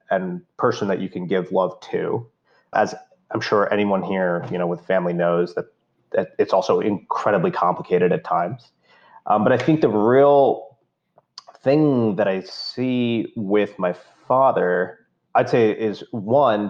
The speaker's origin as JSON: {"language": "English", "country": "India", "tie": "born or raised there", "moved": "yes", "lives_now": "United States", "said": "growing up in India"}